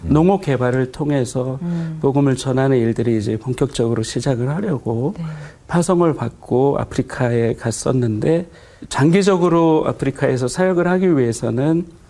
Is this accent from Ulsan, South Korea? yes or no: no; Suwon, Gyeonggi Province, South Korea; also born or lived in a mountain village (unnamed); 사실 저는 산골에서 태어나고 네. 이제 수원 쪽에는 이제 초등학교 들어갈 때쯤에 이사를 왔고요.